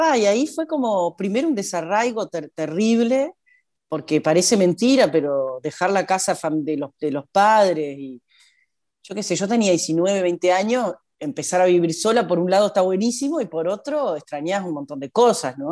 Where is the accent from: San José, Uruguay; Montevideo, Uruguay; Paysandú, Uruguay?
Paysandú, Uruguay; moved away as an adult; also born or lived in Argentina; yo de Paysandú